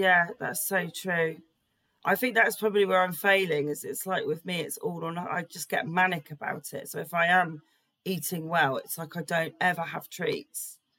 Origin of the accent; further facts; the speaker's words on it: England, United Kingdom; I just really fucking love it. I wonder if that's being British.